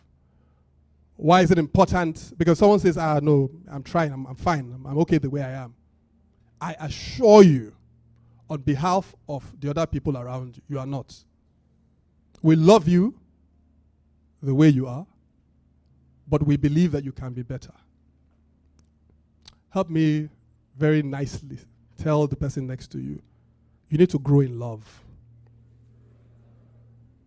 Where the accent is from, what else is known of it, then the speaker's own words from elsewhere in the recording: Benin City, Edo, Nigeria; I'm from Benin. My parents are both Benin people.